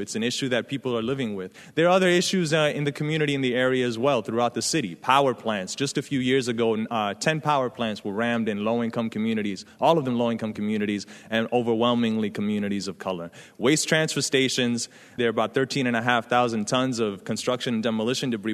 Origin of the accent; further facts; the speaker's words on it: New York City, New York, United States; I come from the South Bronx. I grew up in the eighties, in the era of crack